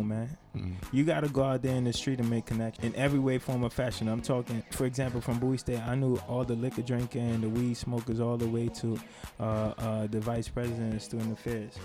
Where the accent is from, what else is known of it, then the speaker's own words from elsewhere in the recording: Georgetown, Demerara-Mahaica, Guyana; Born and raised in Georgetown, Guyana, South America.